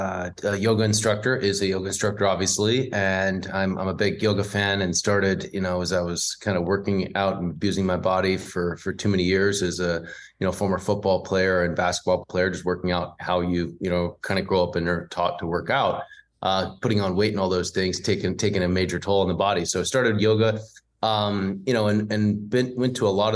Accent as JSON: {"language": "English", "town": "Atlanta", "region": "Georgia", "country": "United States", "tie": "born or raised there", "also_born_or_lived": "Boston / New York", "moved": "as an adult", "lives_now": "Los Angeles, United States", "said": "I'm actually from the South. I was, from Atlanta, grew up down there, was there for, until I was 18, and then went to, Boston and then to New York and now LA."}